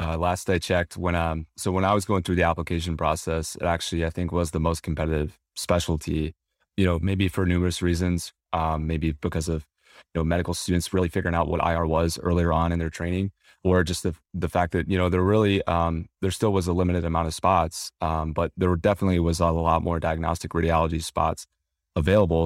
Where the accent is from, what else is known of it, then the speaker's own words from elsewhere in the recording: Southeast, United States; I grew up in the Southeast